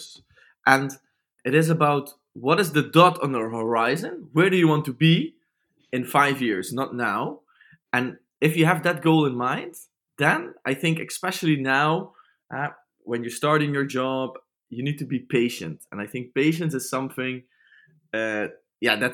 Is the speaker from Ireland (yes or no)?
no; Limburg, Netherlands; I'm from Limburg, so that's a bit German alike